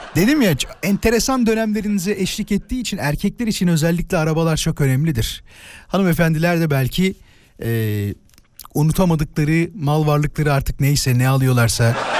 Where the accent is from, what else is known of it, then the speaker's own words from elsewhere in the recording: İzmit, Kocaeli, Turkey; moved away; İzmit'te doğdum ama yani orada büyüdüm ilk birkaç sene.